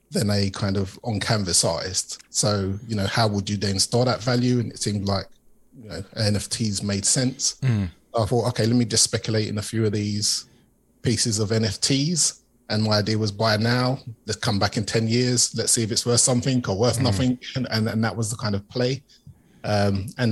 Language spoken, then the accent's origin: English; London, United Kingdom; I'm from East London originally, typical working class background, East London